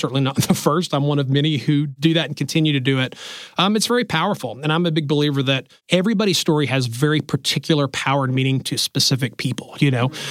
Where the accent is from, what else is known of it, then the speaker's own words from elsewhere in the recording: Alabama, United States; I grew up in Alabama